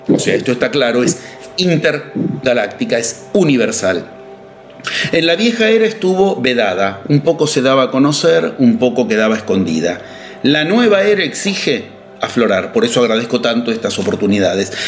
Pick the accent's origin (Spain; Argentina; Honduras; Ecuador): Argentina; yo soy argentino